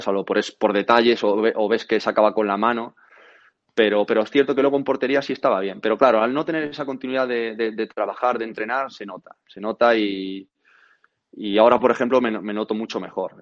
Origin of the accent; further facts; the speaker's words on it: Galicia, Spain; venir a mi, a mi tierra